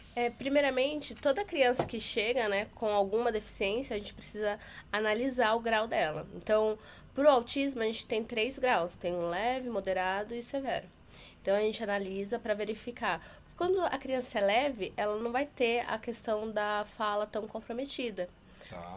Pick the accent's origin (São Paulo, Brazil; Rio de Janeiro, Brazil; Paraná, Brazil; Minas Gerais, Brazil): São Paulo, Brazil; Taubaté; now in São Paulo, Brazil; Na minha cidade, eu sou de Taubaté